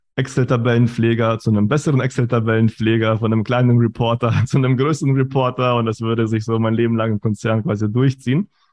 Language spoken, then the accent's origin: German; Germany; also born or lived in Kazakhstan; geboren in Kasachstan, kam dann mit sieben nach Deutschland, klassischer Werdegang, Schule, Uni